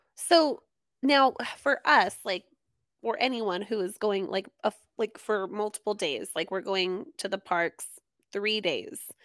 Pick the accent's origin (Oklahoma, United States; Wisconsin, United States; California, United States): California, United States; Southern; I'm from SoCal and it rains, like, twice here